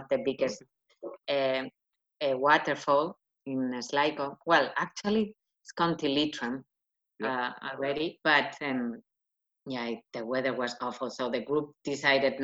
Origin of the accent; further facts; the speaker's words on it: Madrid, Community of Madrid, Spain; English is a second language; now in Ireland; I come from Madrid, so it's not a small city